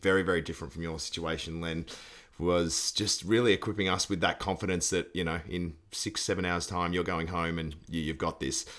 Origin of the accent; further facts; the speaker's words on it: Australia; as an Australian